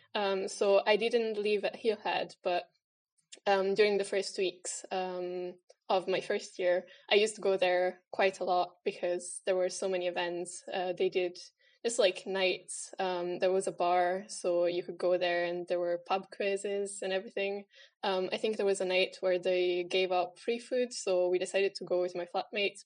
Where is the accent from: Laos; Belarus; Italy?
Italy; moved away as an adult; now in Aberdeen, United Kingdom; I'm originally from Italy. I've been in Aberdeen for four years now.